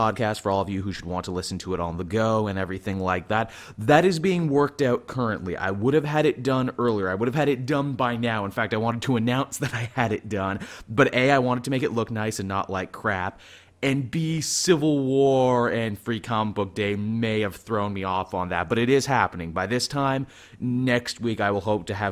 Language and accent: English; Canada; I am Canadian